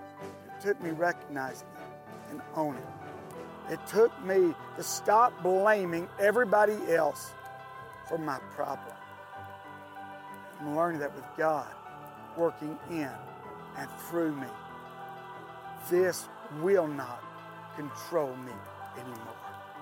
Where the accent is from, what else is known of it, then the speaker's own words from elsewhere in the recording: Tennessee, United States; also born or lived in California; I moved back home to Tennessee from California. And after about being back here, I met who had become my future wife, Denise.